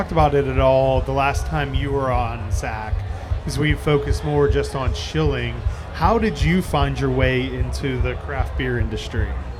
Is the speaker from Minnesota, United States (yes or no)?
no; just outside of Pittsburgh, Pennsylvania, United States; I grew up just outside of Pittsburgh